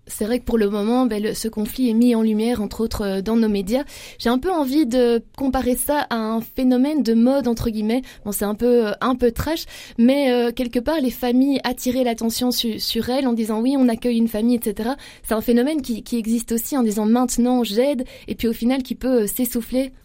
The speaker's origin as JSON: {"language": "French", "country": "Belgium", "said": "On reste chez nous en Belgique."}